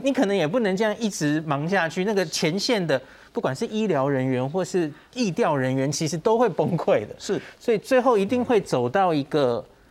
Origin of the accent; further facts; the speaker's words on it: Taiwan; 我们台湾人